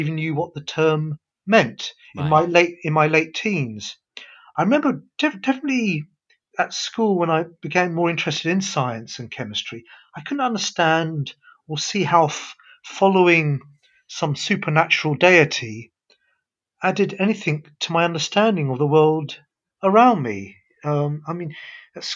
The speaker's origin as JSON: {"language": "English", "region": "London", "country": "United Kingdom", "tie": "born or raised there", "also_born_or_lived": "Karachi, Pakistan", "said": "I was born in Karachi, Pakistan. We came to London when I was only 1 year old."}